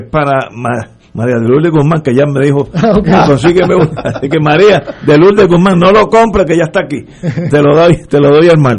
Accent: San Juan, Puerto Rico; also born or lived in Juana Díaz; yo nací en Junta, pero, pero mi vida ha sido en San Juan

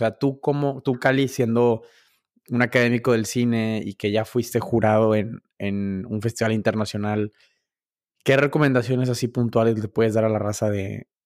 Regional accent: Mexico; cómo es posible que tú siendo mexicano digas que te gusta Taco Bell?

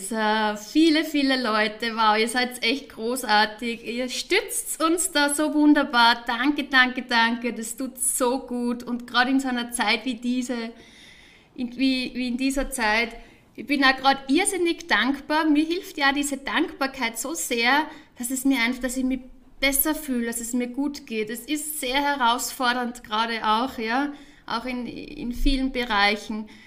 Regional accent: Wels, Upper Austria, Austria; also born or lived in Vienna; now in Zurich, Switzerland; ich bin ja ursprünglich aus Wels, Oberösterreich. Liebe Grüße an äh, alle, die in meinem Heim Heimatort jetzt von meinem Heimatort aus zuschauen. Dann

